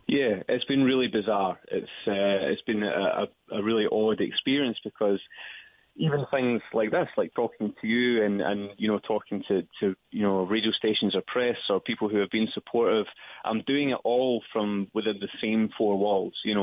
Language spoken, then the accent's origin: English; Dumfries, Scotland, United Kingdom; So it's a little town called Dumfries in the south of Scotland. Um, I've lived all over Scotland, but this is where I've lived most of my life.